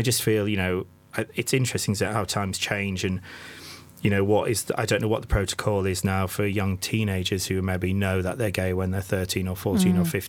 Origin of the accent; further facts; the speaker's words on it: the North East, North East England, United Kingdom; I was brought up in the Northeast in sort of 86. I was at school